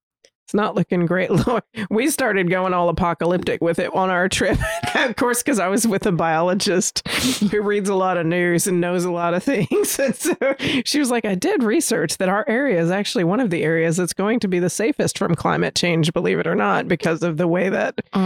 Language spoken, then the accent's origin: English; Jacksonville, Alabama, United States; we're from Jacksonville, Alabama